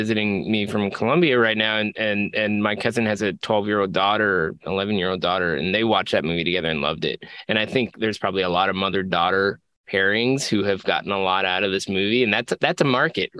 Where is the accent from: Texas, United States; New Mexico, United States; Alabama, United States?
Texas, United States; Houston; I was born in Houston and my dad worked at NASA